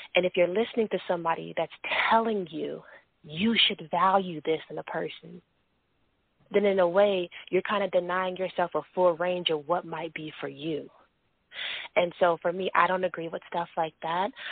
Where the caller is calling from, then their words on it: California, United States; I'm calling from California